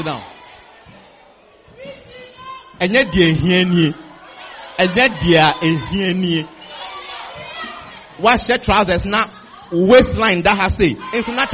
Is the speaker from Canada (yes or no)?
no; Volta, Ghana; now in Kumasi, Ghana; I am an Ewe. I come from the Wota region